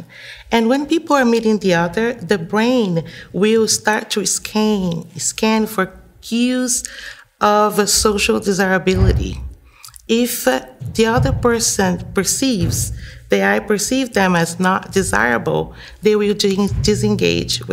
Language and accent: English; Brazil; moved away as an adult; also born or lived in Guinea; now in United States; I'm Brazilian, and I was born and raised in Brazil, and I've been living here in the United States for 13 years now